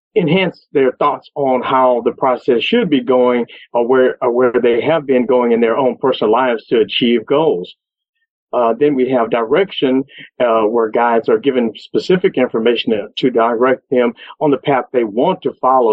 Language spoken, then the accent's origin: English; Beaumont, Texas, United States; I'm from Beaumont, Texas